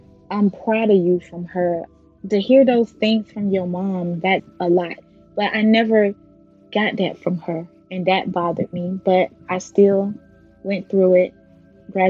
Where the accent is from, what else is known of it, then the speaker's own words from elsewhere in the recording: Belle Glade, Florida, United States; moved away; also born or lived in West Palm Beach, Florida; I'm originally from Belt Lake, Florida. So once I left Belt Lake and moved to West Palm Beach with my mom